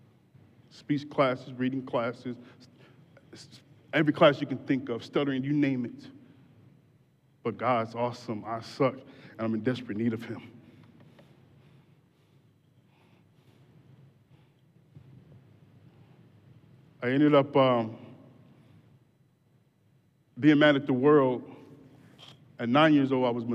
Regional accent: Grand Rapids, Michigan, United States; moved away as an adult; also born or lived in Detroit; I was born in Grand Rapids

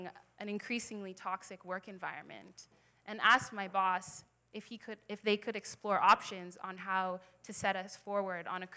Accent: Ottawa, Ontario, Canada; also born or lived in Halifax, Canada; now in Toronto, Canada; I was born in Halifax. I grew up in Ottawa, and now I live here in Toronto.

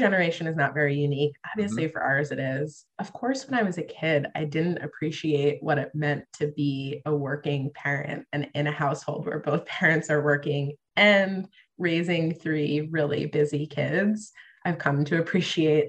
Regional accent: Long Island, New York, United States; I grew up on Long Island in New York

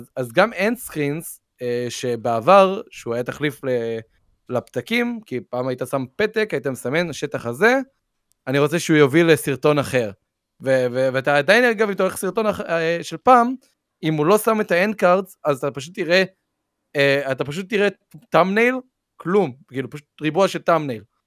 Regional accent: Israel; שאני מישראל, כאילו, אני ישראלי

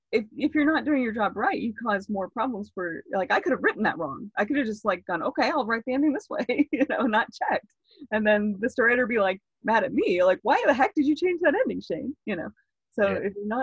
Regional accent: Florida, United States; now in California, United States; When I came from Florida to California, I was reading books on like how to talk to people

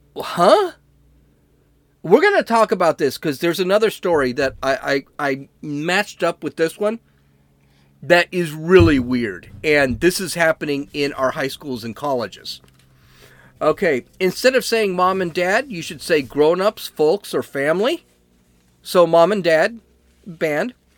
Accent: United States; I'm an American

